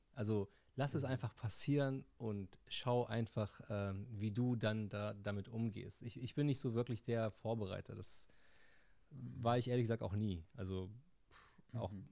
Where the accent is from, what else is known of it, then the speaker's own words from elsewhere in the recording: Tunisia; bei uns in Tunesien